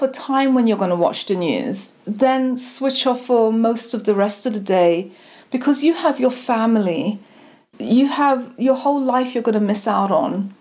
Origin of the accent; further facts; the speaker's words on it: London, United Kingdom; now in United States; I'm from London and my family from the Caribbean. Now I live here.